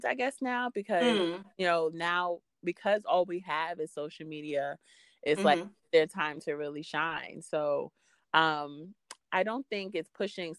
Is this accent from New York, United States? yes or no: yes; New York City, New York, United States; I'm from Queens, but I record in Brooklyn